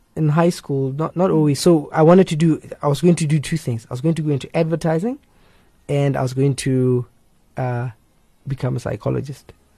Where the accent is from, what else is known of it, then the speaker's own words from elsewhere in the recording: Limpopo, South Africa; moved away; also born or lived in West Rand / Pretoria / Cape Town; I grew up in Limpopo. Uh, that's where I grew up.